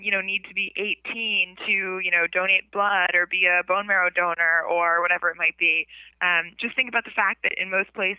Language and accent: English; Mount Kisco, New York, United States; also born or lived in the Bronx, New York; now in Brooklyn, United States; I grew up in the Bronx and then Mount Kisco, and now I live in Brooklyn